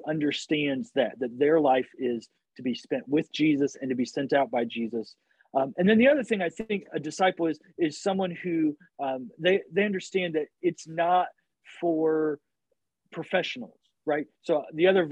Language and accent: English; Illinois, United States; I grew up in Illinois